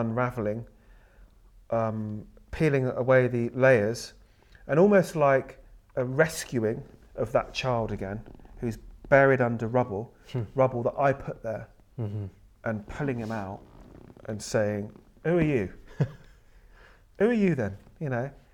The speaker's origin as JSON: {"language": "English", "country": "United Kingdom", "said": "so I'm brought up in with a British and sort of white family, and that's who I am. I'm British"}